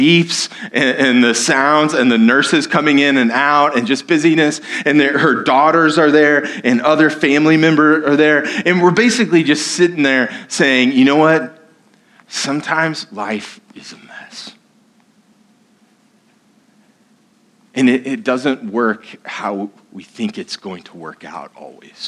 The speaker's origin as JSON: {"language": "English", "country": "United States", "said": "I'm an American"}